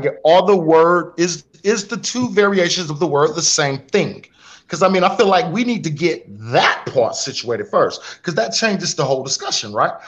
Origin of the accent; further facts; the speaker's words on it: Spartanburg, South Carolina, United States; also born or lived in Rock Hill, South Carolina; I was raised in Spartanburg